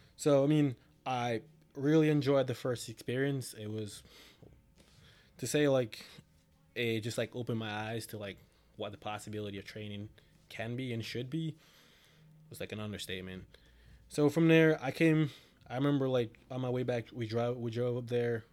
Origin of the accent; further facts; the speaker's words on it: Jamaica; now in New Jersey, United States; originally from Jamaica, moved there in two thousand seven. Uh, I've been residing in Jersey since two thousand eleven